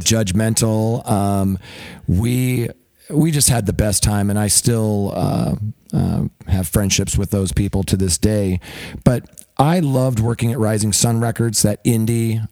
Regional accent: Seattle, Washington, United States; moved away; also born or lived in Salem, Oregon; I grew up in the Seattle area

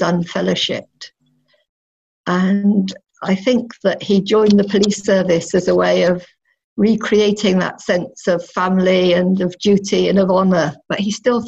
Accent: North Devon, South West England, United Kingdom; moved away as an adult; I grew up in North Devon. So I moved there when I was 11, and I was there till I left home for university.

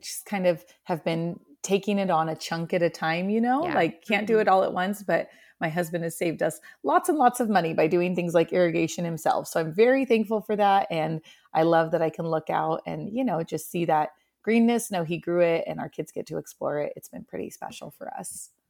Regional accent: Oregon, United States; also born or lived in Central Washington; now in Washington, United States; I'm originally from Oregon, about three hours south and my family's still there

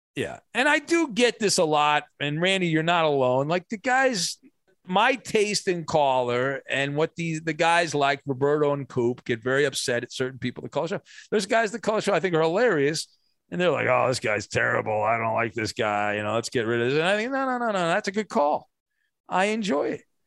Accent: Orange County, California, United States; I grew up in Orange County

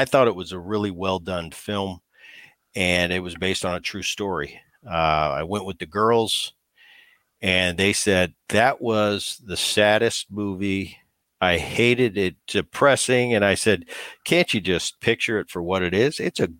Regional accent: New Jersey, United States; And that's when I was growing up in Jersey

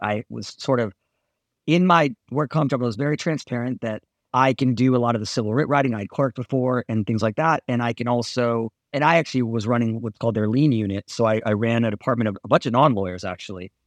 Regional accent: Southern California, United States; I grew up in Southern California

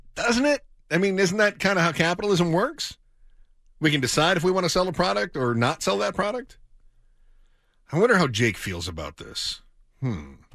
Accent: northern Michigan, United States; moved away; if you were anywhere in northern Michigan, you could find a fudge shop. My hometown has, you know, two or three fudge

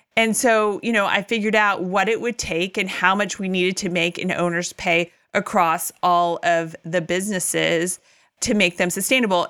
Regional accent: California, United States; moved away as an adult; also born or lived in Tennessee; we moved from Tennessee back to my native California

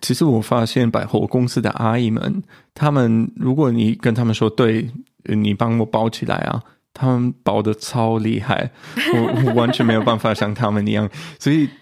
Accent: Germany; 我们德国人

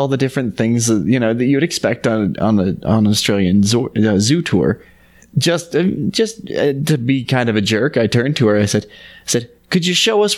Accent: Utah, United States; Growing up in Utah

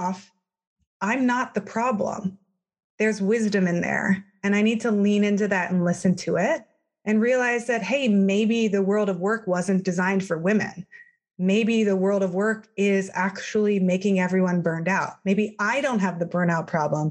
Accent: Palo Alto, California, United States; moved away as an adult; also born or lived in Ohio; I grew up in Palo Alto, California, in Silicon Valley.

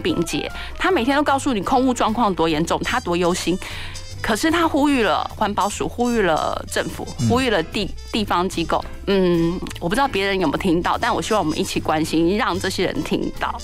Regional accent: Taiwan; 我觉得在台湾出生长大就是一件很幸福的事情

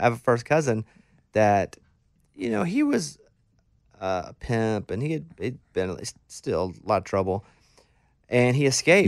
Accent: Mountain Pine, Arkansas, United States; We were a sawmill town where I grew up in Mountain Pine, Arkansas

